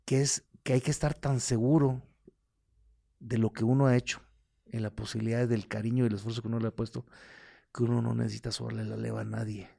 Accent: Guatemala; como guatemalteco

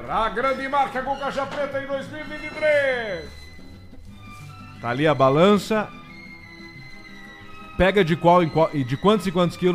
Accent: Belo Horizonte, Minas Gerais, Brazil; Sou de BHZ. Belo Horizonte.

